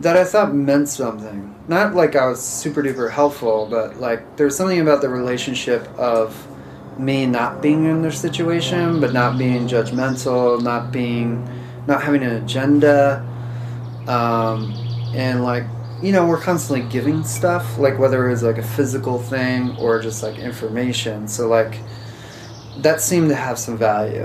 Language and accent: English; Philadelphia, Pennsylvania, United States; moved away; I grew up around Philadelphia